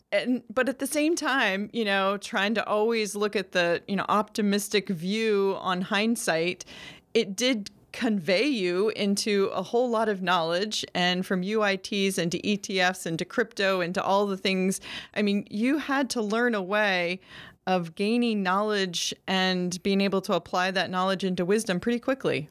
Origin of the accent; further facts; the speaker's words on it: Maine, United States; Maine, my home state